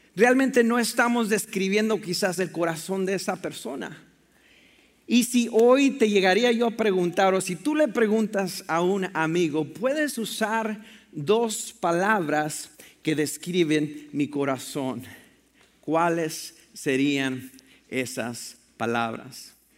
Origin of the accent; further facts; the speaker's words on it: Mexico; moved away; yo crecí en la frontera, en Piedras, México y Estados Unidos